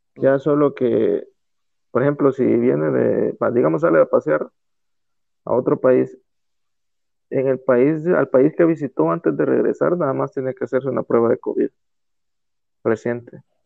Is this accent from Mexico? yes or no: no; El Salvador; de El Salvador